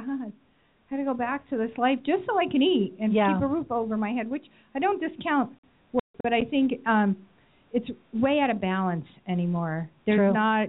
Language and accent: English; Pennsylvania, United States; now in Arizona, United States; I'm from Pennsylvania